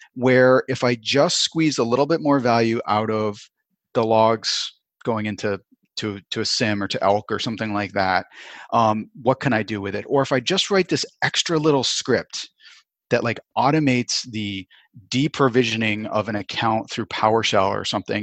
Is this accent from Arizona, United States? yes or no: no; Vermont, United States; also born or lived in Chicago; now in Southern California, United States; I grew up in Vermont, and I grew up on top of a mountain